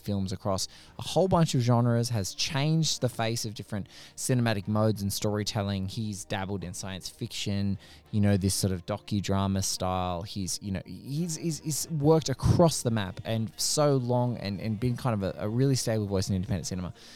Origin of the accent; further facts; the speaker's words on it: Australia; as an Aussie